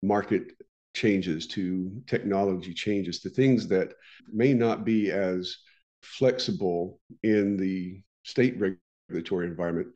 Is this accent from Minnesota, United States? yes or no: no; Oklahoma, United States; my home state of Oklahoma